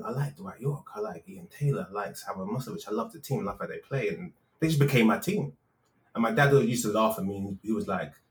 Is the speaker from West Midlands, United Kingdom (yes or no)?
yes; Birmingham, West Midlands, United Kingdom; born there; now in London, United Kingdom; I was born in Birmingham, I moved to London, and the accent went.